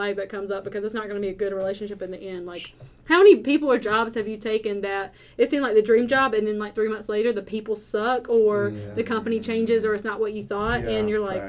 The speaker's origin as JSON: {"language": "English", "region": "Southern", "country": "United States", "accent": "heavy Southern", "said": "My accent is apparently very heavy and Southern, which I can't hear it, but I get that a lot."}